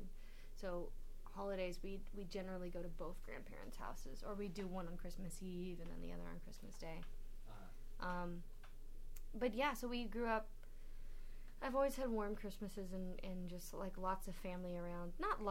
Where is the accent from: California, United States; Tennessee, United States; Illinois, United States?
California, United States; Vista; I grew up in North San Diego County, Vista.